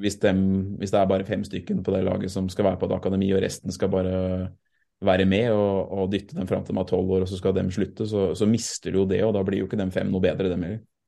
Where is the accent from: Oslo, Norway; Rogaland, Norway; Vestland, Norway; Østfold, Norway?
Østfold, Norway; Sarpsborg; also born or lived in Fredrikstad; jeg er jo født i Fredrikstad, dessverre, pga. sykehuset var der. Men jeg er oppvokst i Sarpsborg